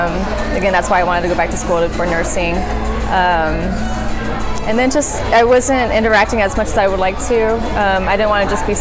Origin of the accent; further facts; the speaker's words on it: Houston, Texas, United States; I am from Houston, born and raised.